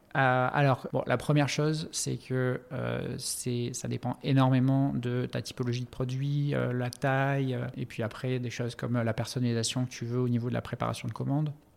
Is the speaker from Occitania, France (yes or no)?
yes; Montpellier, Occitania, France; moved away as an adult; also born or lived in Africa / Middle East; je suis originaire de Montpellier